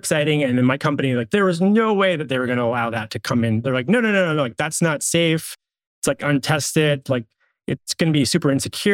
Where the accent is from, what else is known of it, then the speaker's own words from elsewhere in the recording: California, United States; moved away as an adult; now in Portland, United States; I grew up in California. I moved to Portland in the summer of 2000